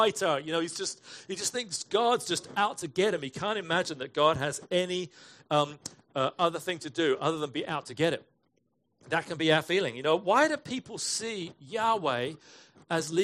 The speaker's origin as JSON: {"language": "English", "region": "England", "country": "United Kingdom", "moved": "as an adult", "lives_now": "United States", "said": "I was from England."}